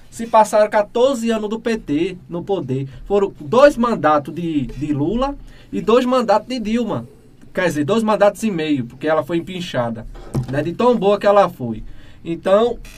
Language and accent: Portuguese; Northeast Region, Brazil; É, sou nordestino, moro aqui, tenho muito orgulho.